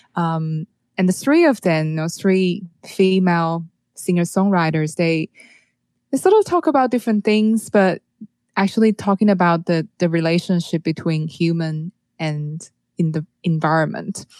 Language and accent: English; Taiwan; moved away; I'm from Taiwan